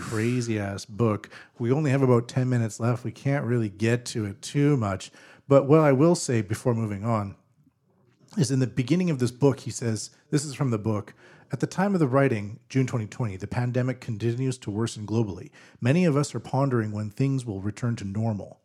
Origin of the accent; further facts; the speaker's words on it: British Columbia, Canada; now in Japan; I'm from British Columbia, Canada